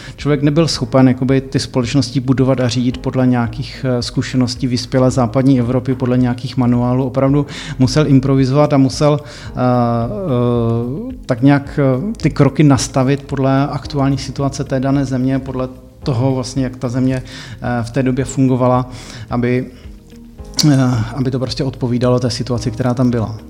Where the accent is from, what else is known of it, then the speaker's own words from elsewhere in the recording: Czechia; něco podobného mi tady doma chybí, tak jsem si to vlastně přivezl sem do Čech